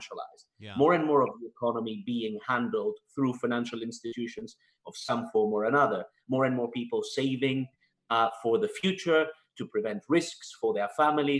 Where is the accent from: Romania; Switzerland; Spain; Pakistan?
Spain; moved away as an adult; also born or lived in Canada / United Kingdom; now in Washington, D.C., United States; So I was born in Spain, born and raised. And then when I was 18, I moved to Canada